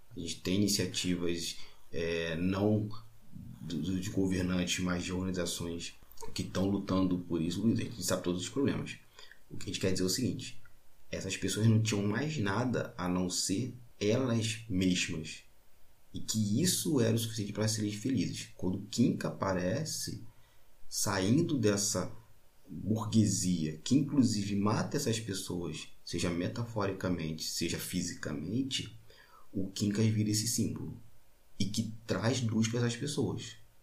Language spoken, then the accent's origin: Portuguese; Baixada Fluminense, Rio de Janeiro, Brazil; eu sou da Baixada Fluminense, do Rio de Janeiro, um homem negro